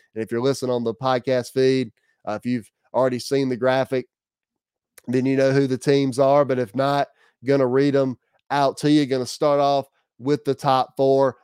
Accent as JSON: {"language": "English", "region": "South Carolina", "country": "United States", "tie": "born or raised there", "said": "Growing up in the state of South Carolina, growing up in the South"}